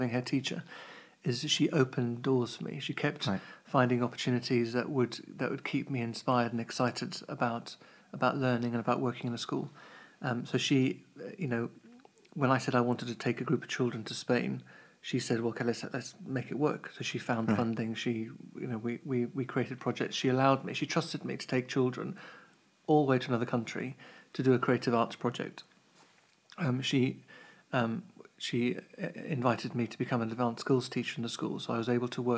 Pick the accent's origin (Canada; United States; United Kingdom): United Kingdom; Kent, South East England; now in Cambridge, United Kingdom; I grew up in Kent